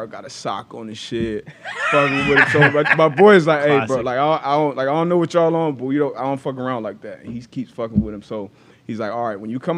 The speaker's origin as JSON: {"language": "English", "region": "South Florida", "country": "United States", "also_born_or_lived": "Storrs, Connecticut", "moved": "as an adult", "said": "I'm coming from South Florida."}